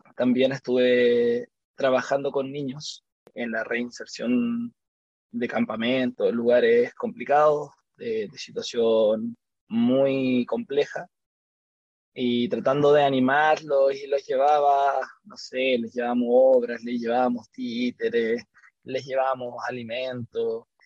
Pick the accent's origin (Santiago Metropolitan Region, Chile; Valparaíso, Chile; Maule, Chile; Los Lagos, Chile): Santiago Metropolitan Region, Chile; Santiago; vivo acá en Chile, soy de Santiago de Chile.